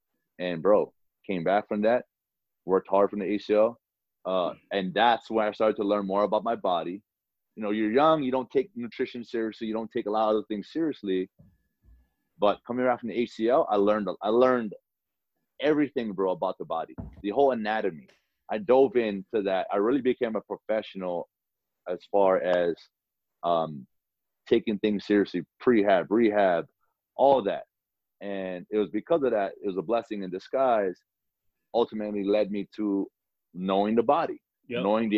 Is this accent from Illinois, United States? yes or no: no; Hawaii, United States; moved away as an adult; I'm a kid from Hawaii, Nick. I'm a kid from Hawaii